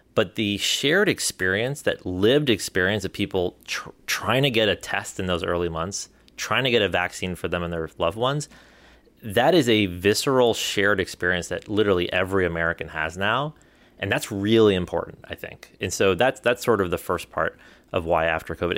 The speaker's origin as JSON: {"language": "English", "country": "India", "moved": "yes", "said": "we come from India"}